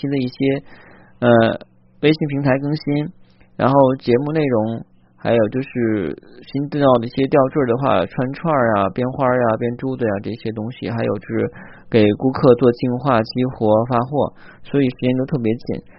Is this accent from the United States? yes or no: no; Zhangjiakou, Hebei, China; 当时因为我家那个时候老家在山区嘛，啊，也不就是山区旁边的一个小山城啊。那个山城在哪儿呢？是即将举行冬奥会的那个城市啊！大家要是关注这些的话，应该知道我的家乡在哪儿了啊！因为我当时在那边居住。